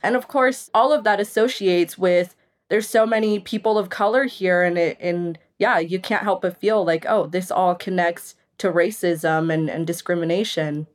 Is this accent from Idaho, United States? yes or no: yes; Caldwell, Idaho, United States; growing up here, I had a very comfortable childhood